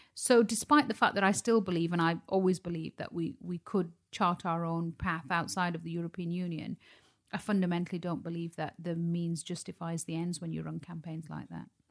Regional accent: Dewsbury, Yorkshire and the Humber, United Kingdom; Dewsbury, where I was born and raised

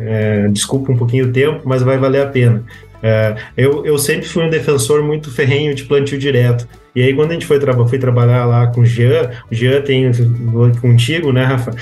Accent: Cachoeira do Sul, Rio Grande do Sul, Brazil; moved away as an adult; also born or lived in Santa Maria; now in Cruz Alta, Brazil; Sou natural de Cachoeira do Sul, sou de família é, ligada ao meio rural

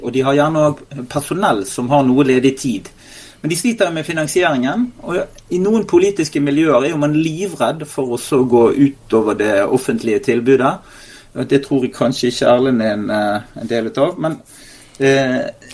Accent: Western Norway, Norway; som vestlending

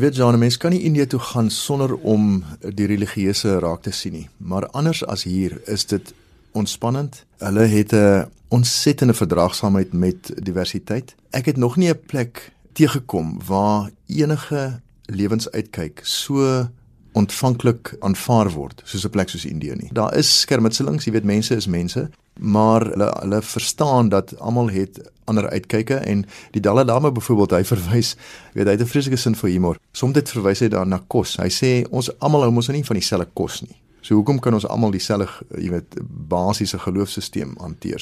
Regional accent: South Africa; as 'n Afrikaner

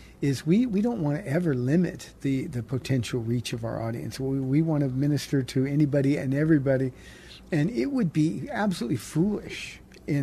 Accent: Iowa, United States; now in San Antonio, United States; I'm a white guy from Iowa

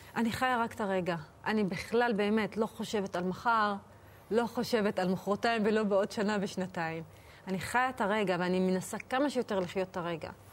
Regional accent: Acre, Northern District, Israel; now in Jaffa, Israel; שגדלתי דווקא בעכו

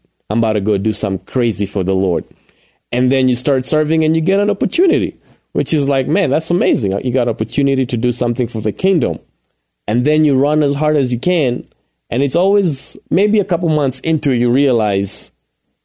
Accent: Kenya; moved away as an adult; now in Colorado Springs, United States; born and raised in Kenya, like you've referred to a couple of times, and I came to the U.S. in 2009.

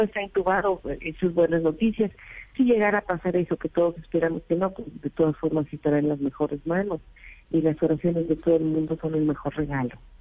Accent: Mérida, Yucatán, Mexico; Mérida, la ciudad donde nací, donde vivimos en Yucatán

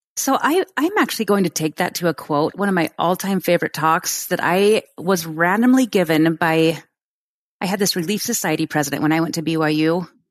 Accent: Oregon, United States; moved away as an adult; now in Utah, United States; in my hometown in Oregon

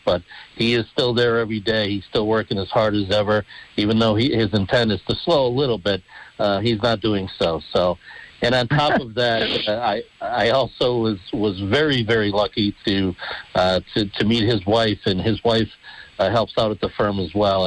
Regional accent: Dunmore, Pennsylvania, United States; I love Dunmore. It's my hometown. It'll always be my hometown

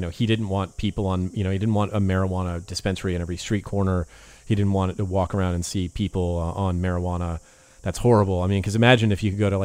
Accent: California, United States; I grew up with in California

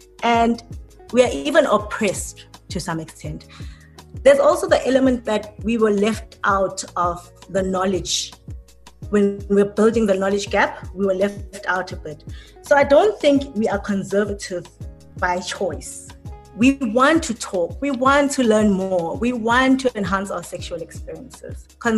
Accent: South Africa; Some people just wanna leave us out as South African brands.

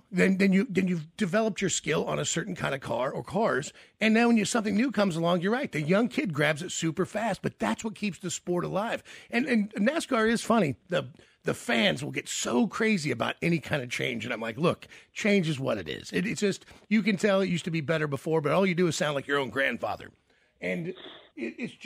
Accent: the South, United States; I'm from the South

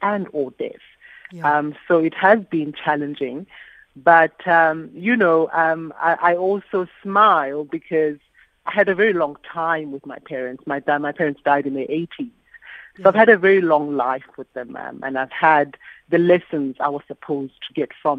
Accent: South Africa

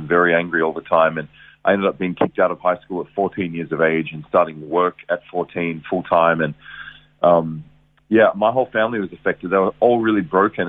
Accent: Geelong, Victoria, Australia; I was born in Geelong, Victoria, raised there. Good Geelong boy

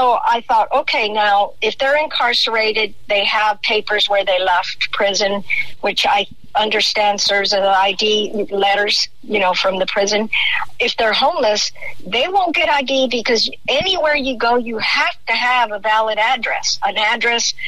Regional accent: El Paso, Texas, United States; moved away; I'm formerly from El Paso. I was born and raised there.

